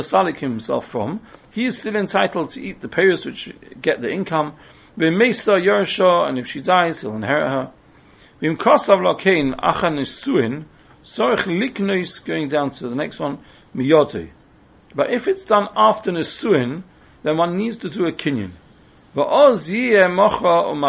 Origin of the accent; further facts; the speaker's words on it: England, United Kingdom; we're English